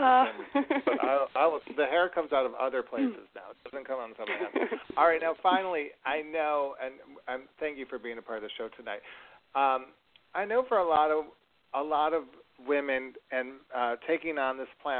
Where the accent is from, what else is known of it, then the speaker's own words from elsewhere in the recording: Rochester, New York, United States; my hometown of Rochester, New York